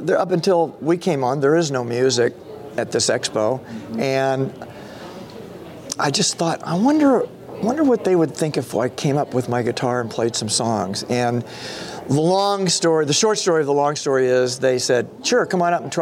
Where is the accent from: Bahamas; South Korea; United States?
United States; Kansas City; now in Nashville, United States; I'm originally from Kansas City